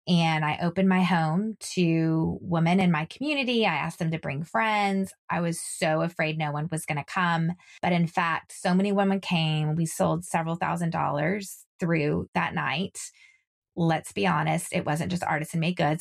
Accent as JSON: {"language": "English", "region": "Texas", "country": "United States", "said": "I'm from Texas."}